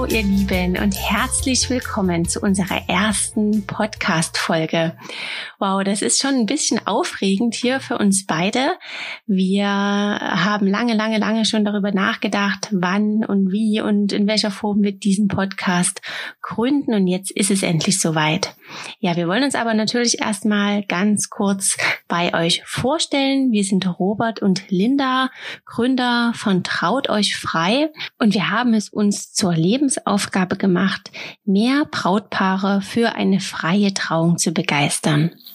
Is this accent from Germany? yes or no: yes; near Dresden, Saxony, Germany; Wir kommen aus der Nähe von Dresden